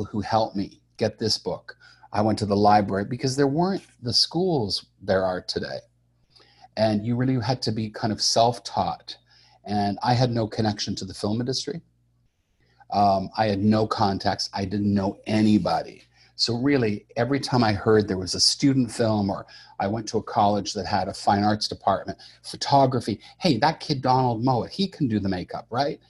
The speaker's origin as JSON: {"language": "English", "town": "Montreal", "region": "Quebec", "country": "Canada", "tie": "born or raised there", "said": "I grew up in Montreal, Canada"}